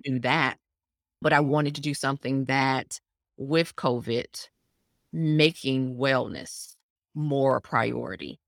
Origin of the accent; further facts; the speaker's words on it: Atlanta, Georgia, United States; I was born in, born and raised in Atlanta. This is home.